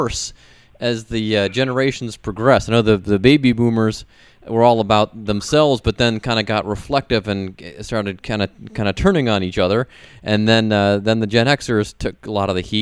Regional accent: Cleveland, Ohio, United States; now in Cincinnati, United States; I'm from there

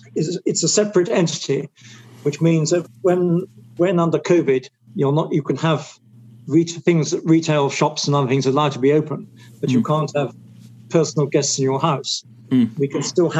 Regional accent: Scotland, United Kingdom; being Scottish

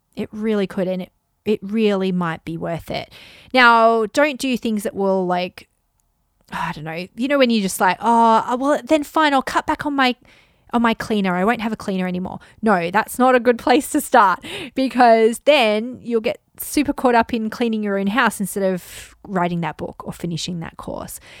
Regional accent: Australia; I grew up in Australia

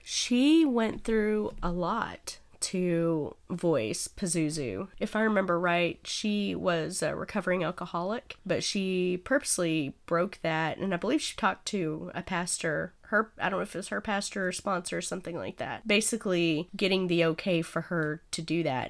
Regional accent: Snyder, Texas, United States; I come from Snyder, Texas, and we don't give a fuck there, apparently

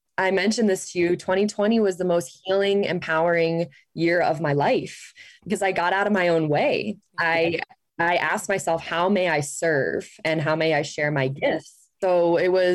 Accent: Ohio, United States; moved away as an adult; also born or lived in Phoenix; I grew up in Ohio and grew up in the Catholic faith

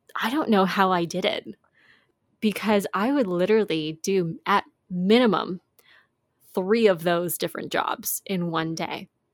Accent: Canada; we're from Canada

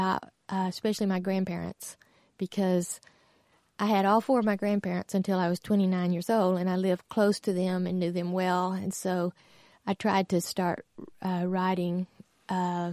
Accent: New Mexico, United States; born or raised there; moved away as an adult; also born or lived in Tennessee

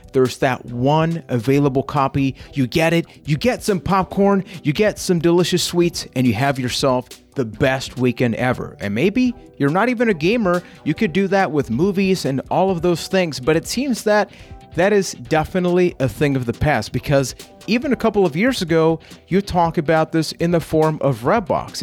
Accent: Puerto Rico; I am from Puerto Rico

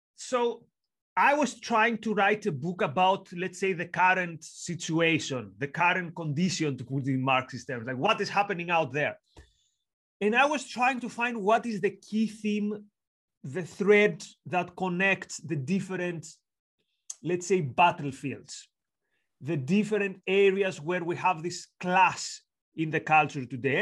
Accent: Greece; accent: Greek; now in York, United Kingdom; I'm from Greece, as you can tell from the accent and the long surname.

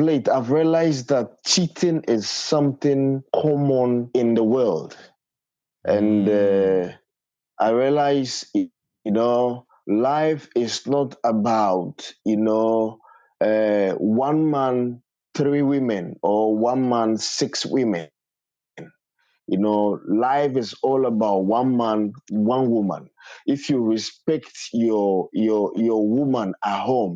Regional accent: Volta, Ghana; I am from Ghana, Volta, Jamtown. That's where I'm from.

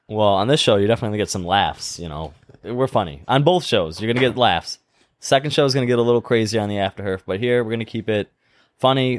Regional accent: Cheektowaga, New York, United States; accent: South Cheektowaga; It's my accent. It's that, like, South Cheektowaga thing going

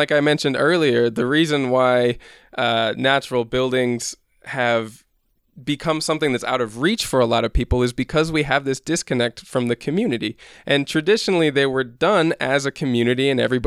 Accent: Midwest, United States; moved away as an adult; now in Guatemala; I grew up in the Midwest

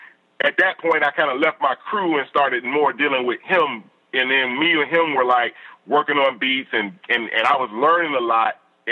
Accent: Chicago, Illinois, United States; now I'm from the South Side.

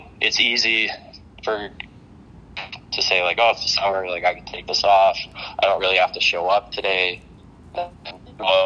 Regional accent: Canada; being a Canadian kid

